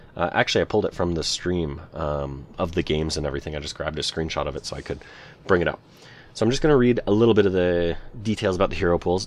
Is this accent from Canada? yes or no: yes; Canada; I'm a Canadian boy